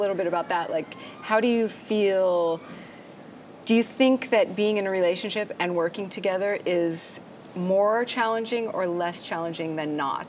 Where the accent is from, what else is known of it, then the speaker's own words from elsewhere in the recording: Ohio, United States; I grew up in Ohio.